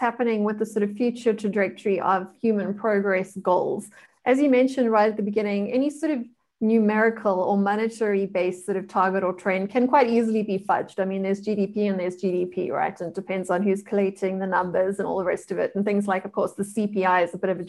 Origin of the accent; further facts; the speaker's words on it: South Africa; being a South African